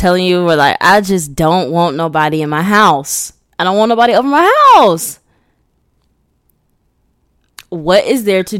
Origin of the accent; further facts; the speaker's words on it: California, United States; I'm going to show you where I'm really from. I'm from West Orange County, bitch.